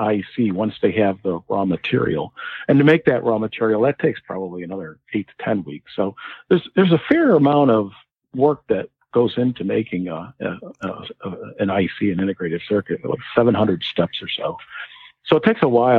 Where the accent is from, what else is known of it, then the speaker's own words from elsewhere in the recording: New England, United States; also born or lived in Connecticut; I grew up in New England